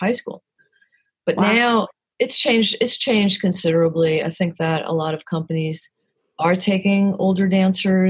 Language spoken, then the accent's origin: English; New Jersey, United States; moved away as an adult; also born or lived in New York City; now in Winston-Salem, United States; I'm from New Jersey and have my career in New York City